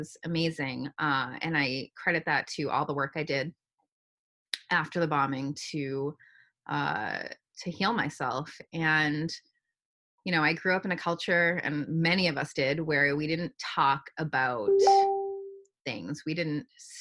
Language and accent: English; New Hampshire, United States; moved away as an adult; now in Boston, United States; I grew up in a small neighborhood as part of the city, and then lived in New Hampshire for most of my childhood